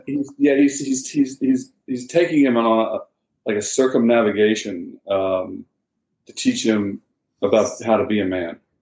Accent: the South, United States; now in Charleston, United States; I'm from the South. My dad's from South Carolina.

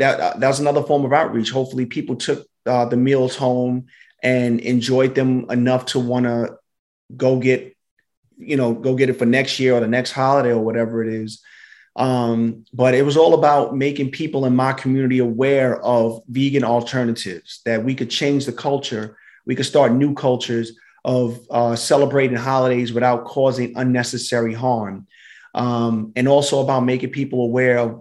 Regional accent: New York City, New York, United States; I'm from Brooklyn. I'm from East Flatbush.

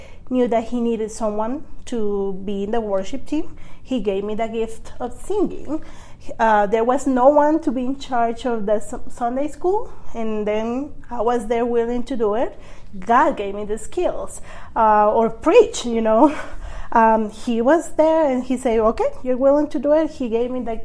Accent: Guatemala; I am from Guatemala

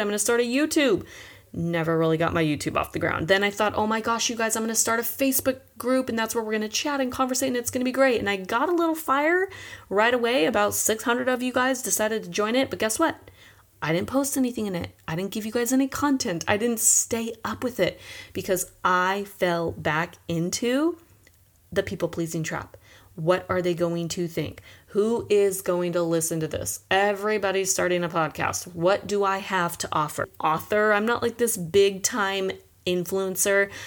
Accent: Chino, California, United States; now in San Diego, United States; I grew up in Chino, California, with two sisters

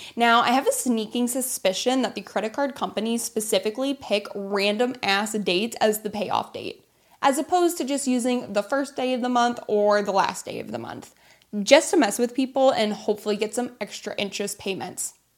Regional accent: United States; I went into Wells Fargo in my hometown to open a savings account, not a credit card, and ended up being one of the millions of Americans

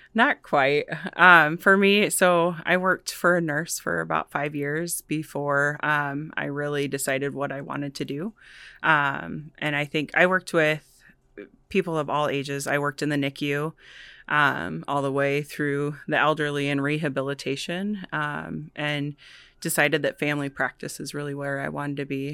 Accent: Vinton, Iowa, United States; also born or lived in Chicago; I'm from Vinton originally. I was born and raised out there.

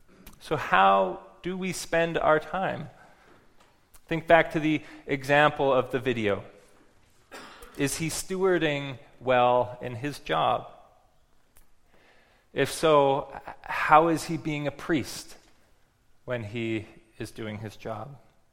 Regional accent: West Coast, United States; because I'm from the West Coast and I know we got a bit of a reputation for being a little granola out there.

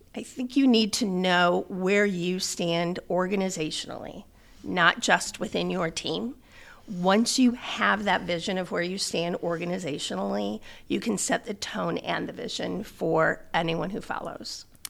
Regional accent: South Bend, Indiana, United States; I was born and raised in South Bend

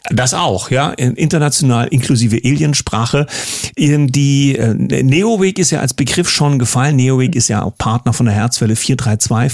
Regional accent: East Germany, Germany; als Ossi

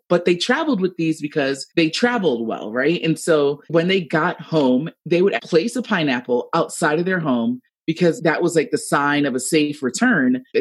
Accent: Jamaica; I'm Jamaican, whoop, whoop.

